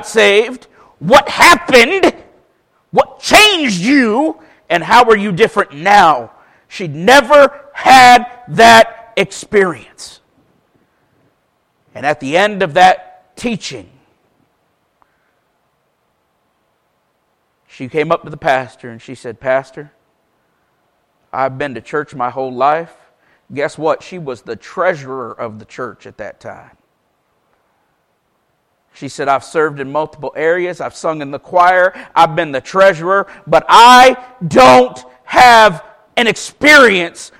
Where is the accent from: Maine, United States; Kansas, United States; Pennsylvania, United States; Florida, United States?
Florida, United States; Paisley; moved away; I was raised in the First Baptist Church of Paisley. Ironically, I now live back in Paisley